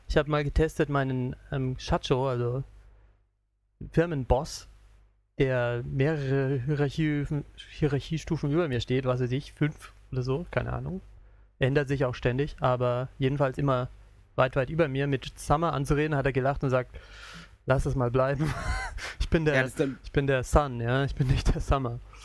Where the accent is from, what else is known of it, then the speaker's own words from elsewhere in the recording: Southern Germany, Germany; now in Japan; ich bin aus Süddeutschland, ich sag Krapfen